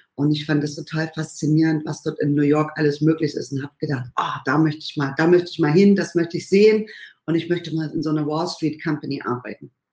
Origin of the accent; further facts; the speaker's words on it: Bad Schlema, Saxony, Germany; moved away as an adult; now in California, United States; ich komme ursprünglich aus dem Erzgebirge, aus dem schönen Bad Schlema, bin dort aufgewachsen